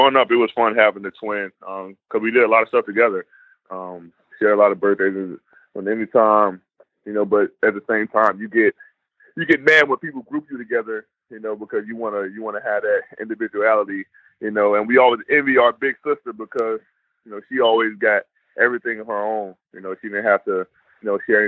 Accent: Chicago, Illinois, United States; I grew up in a tough area, outside Chicago, Inglewood to be exact

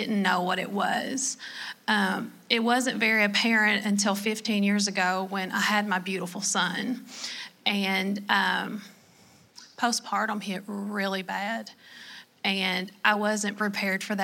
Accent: Kentucky, United States; accent: Southern; I am from Kentucky

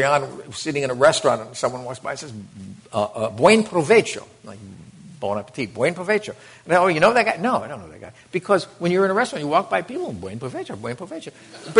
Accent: United States; It was the first time I ever left the United States

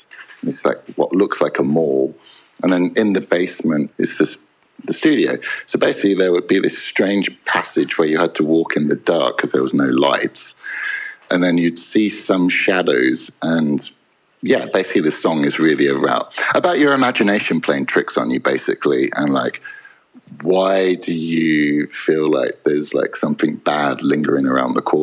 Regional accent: England, United Kingdom; I am English

